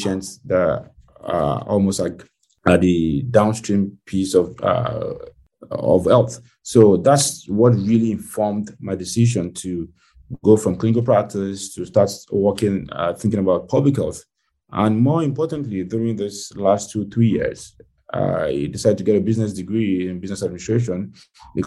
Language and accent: English; Nigeria; moved away as an adult; now in United States; I was born and raised in Nigeria, which is a West African country